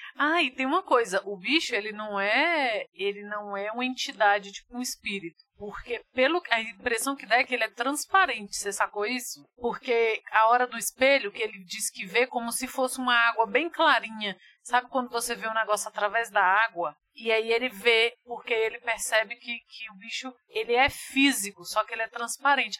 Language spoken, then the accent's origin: Portuguese; Brazil; nós somos brasileiros